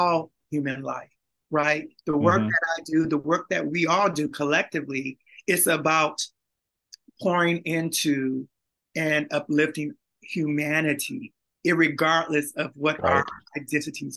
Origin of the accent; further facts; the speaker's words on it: Beaumont, Texas, United States; I'm also from Beaumont, Texas